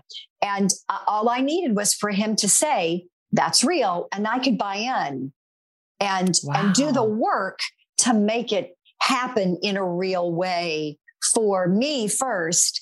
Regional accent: North Carolina, United States; moved away; The church that I belonged to back in my home state of North Carolina was no longer my church

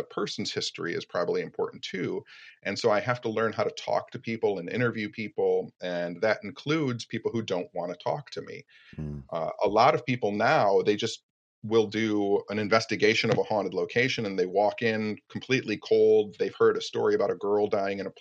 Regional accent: Royal Oak, Michigan, United States; Royal Oak, too, which is my hometown

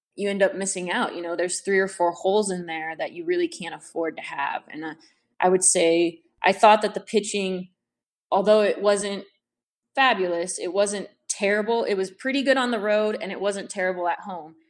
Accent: San Diego, California, United States; I'm from San Diego

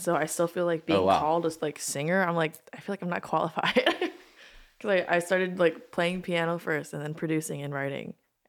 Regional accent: Maryland, United States; moved away as an adult; now in Los Angeles, United States; Both from Maryland.

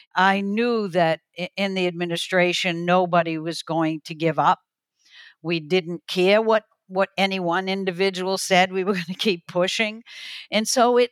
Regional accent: New England, United States; a kid growing up in New England

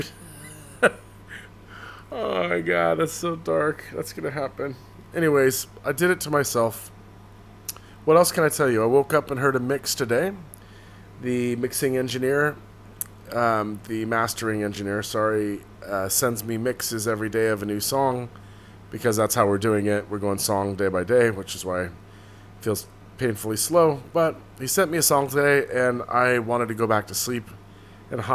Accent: Santa Cruz, California, United States; now in New York City, United States; I'm from Santa Cruz, California

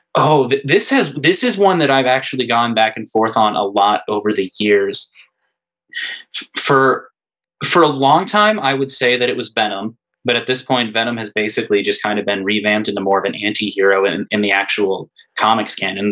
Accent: Hanover, United States; growing up in Hanover, it was a town with I always joke that there were three churches, four bars, and not much else

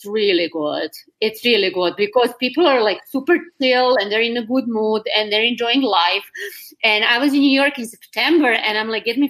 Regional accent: Serbia; I'm Serbian.

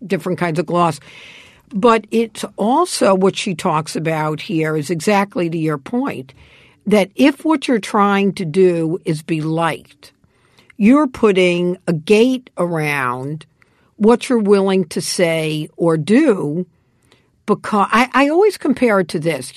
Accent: New York City, New York, United States; moved away; I grew up on the Lower East Side

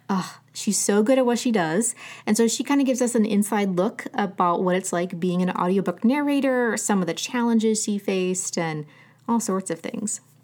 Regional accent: Southern Ohio, United States; I grew up in Southern Ohio

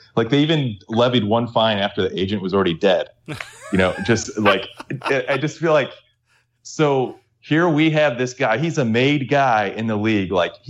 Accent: St. Louis, Missouri, United States; But so I'm from St. Louis.

